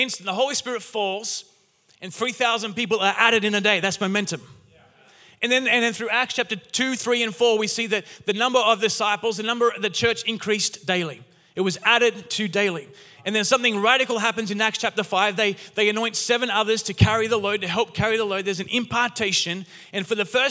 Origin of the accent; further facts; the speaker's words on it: Newcastle, New South Wales, Australia; moved away as an adult; now in Castle Hill, Australia; I grew up in Newcastle